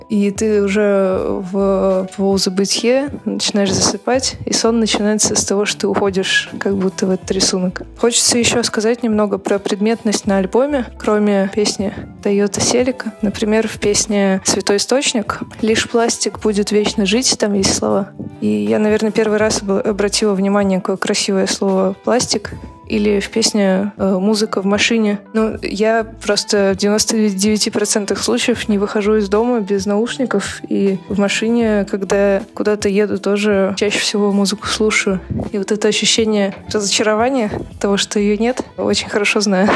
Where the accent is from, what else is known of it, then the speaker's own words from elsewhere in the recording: Krasnoyarsk, Krasnoyarsk Krai, Russia; я тоже из Красноярска, как и он.